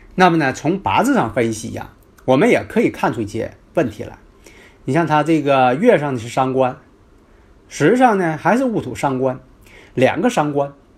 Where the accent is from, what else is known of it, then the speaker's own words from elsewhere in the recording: Northeast China, China; accent: Northeastern Mandarin (Dongbei-style Putonghua); 我这口音呐，大家也可能都熟悉了 啊，东北话，啊，东北式的普通话